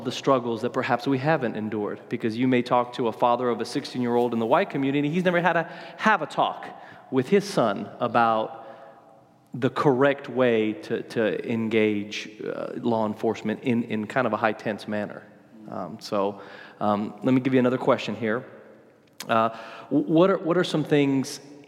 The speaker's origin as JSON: {"language": "English", "country": "Argentina", "tie": "born or raised there", "moved": "yes", "said": "I was born in Argentina, but I'm definitely somewhat Caucasian"}